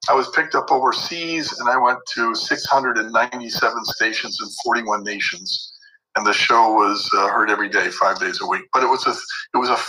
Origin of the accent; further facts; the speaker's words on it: Beverly Hills, California, United States; I actually grew up in Beverly Hills